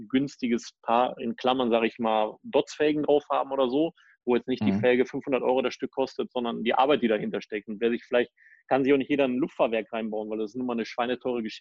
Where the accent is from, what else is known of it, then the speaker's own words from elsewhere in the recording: Düsseldorf, North Rhine-Westphalia, Germany; woher kommst du denn? Ich so aus Düsseldorf.